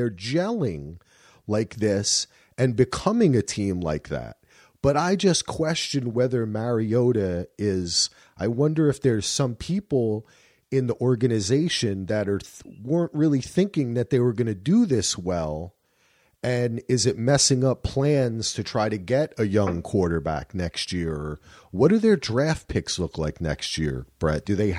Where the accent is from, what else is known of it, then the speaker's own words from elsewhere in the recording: Jersey City, New Jersey, United States; I'm from New Jersey.